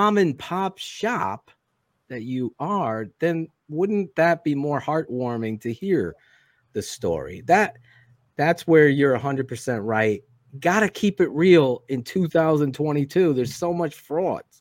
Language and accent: English; Connecticut, United States; I'm from Connecticut